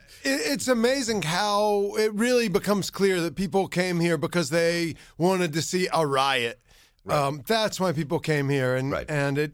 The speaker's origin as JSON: {"language": "English", "region": "South Carolina", "country": "United States", "tie": "born or raised there", "said": "I mean, I grew up in South Carolina"}